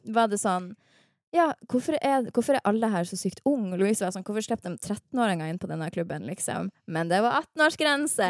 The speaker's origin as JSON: {"language": "Norwegian", "town": "Harstad", "region": "Troms", "country": "Norway", "moved": "yes", "lives_now": "Oslo, Norway", "said": "jeg er fra Harstad i sjelen min."}